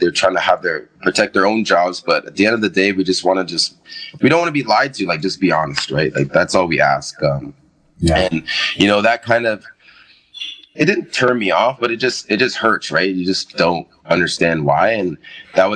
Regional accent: Mississauga, Ontario, Canada; I'm still from Mississauga

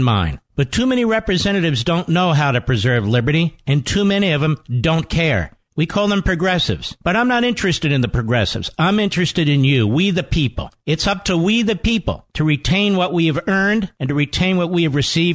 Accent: Philadelphia, Pennsylvania, United States; I'm from Philadelphia. I used to sit way there in Vet Stadium in the $2 seats

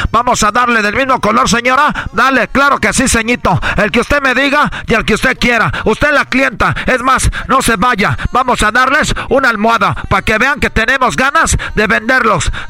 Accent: Mexico; como buen mexicano mexicano, tenemos aquí

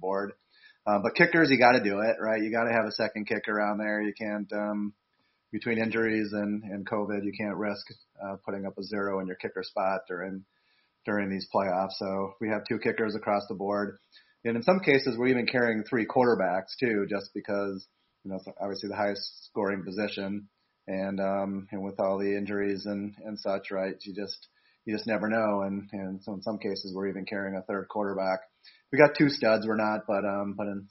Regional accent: Wisconsin, United States; I'm from Wisconsin

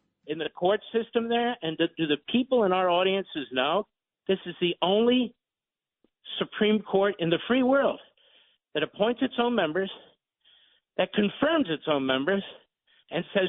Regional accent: Philadelphia, Pennsylvania, United States; I'm from Philadelphia

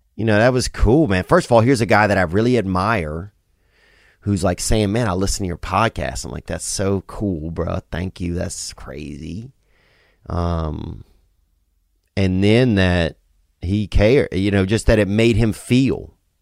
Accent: Louisiana, United States; growing up in Louisiana

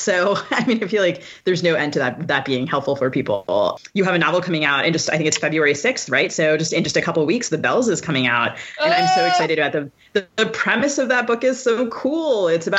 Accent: Maryland, United States; now in Minnesota, United States; I live in Minnesota. I'm from Maryland, yay, but I live in Minnesota

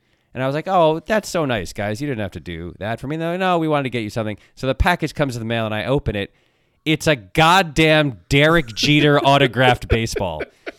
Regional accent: Ann Arbor, Michigan, United States; I was born in Ann Arbor. I'm a Michigan guy.

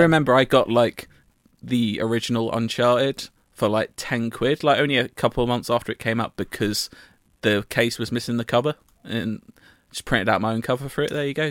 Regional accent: United Kingdom; I'm British

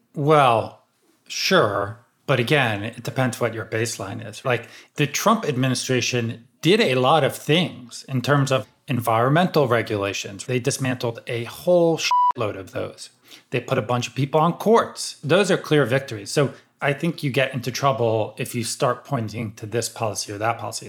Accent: outside Philadelphia, Pennsylvania, United States; I grew up like outside Philly, and so I grew up a big Sixers fan and a big Eagles fan

